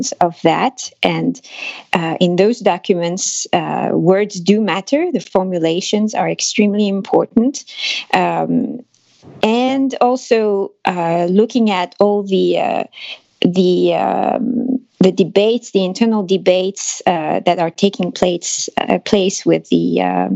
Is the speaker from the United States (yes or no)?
no; France; accent: French; English is a second language; my French accent